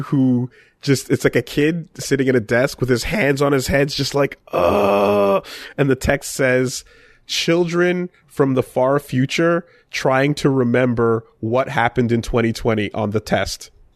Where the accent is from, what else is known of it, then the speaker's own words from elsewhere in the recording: Canada; Maybe it's being Canadian.